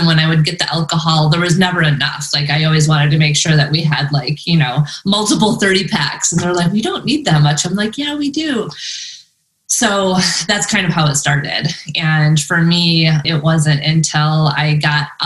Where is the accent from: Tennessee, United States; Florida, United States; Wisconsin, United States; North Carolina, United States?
Wisconsin, United States; Madison; also born or lived in San Diego, California; now in Northern Arizona, United States; I'm originally from Madison, Wisconsin, and I also lived in San Diego in Ocean Beach in the beach for a while.